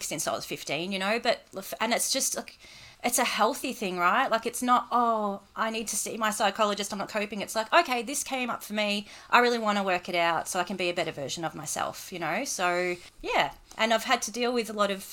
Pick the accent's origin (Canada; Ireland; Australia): Australia; Reservoir, Victoria; I'm from Reservoir